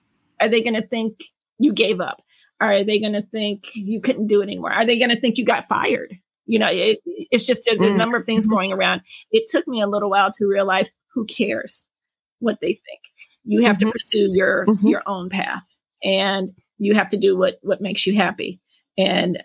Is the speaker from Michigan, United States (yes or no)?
yes; Detroit, Michigan, United States; moved away as an adult; also born or lived in Chicago; now in New York City, United States; born and raised in Detroit, Michigan.